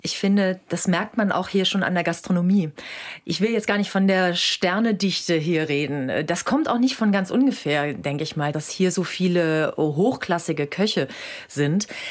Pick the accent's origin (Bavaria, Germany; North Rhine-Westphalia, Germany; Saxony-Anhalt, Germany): North Rhine-Westphalia, Germany; now in Saarland, Germany; Ich bin ja vom Niederrhein und da war ich jetzt letztens auch wieder und wenn ich da bin, dann geht mir nochmal ganz anders das Herz auf. Da, also wenn man, wo man seine Jugend verbracht hat, wo man aufgewachsen ist